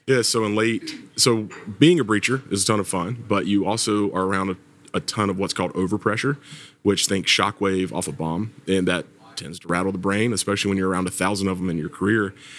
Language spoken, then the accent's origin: English; Georgia, United States; accent: Southern; moved away as an adult; now in Virginia Beach, United States; I'm from Georgia. You might still hear a little bit of Southern accent in there somewhere